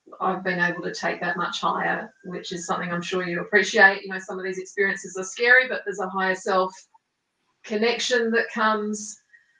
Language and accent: English; Australia; also born or lived in Italy / South Island, New Zealand; now in New Zealand; I was raised in Australia